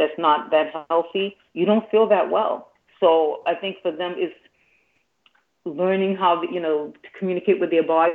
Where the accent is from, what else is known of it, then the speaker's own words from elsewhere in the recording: Boston, Massachusetts, United States; I actually started off in bilingual class, even though I was born in Boston, because my family, you know, just came from Haiti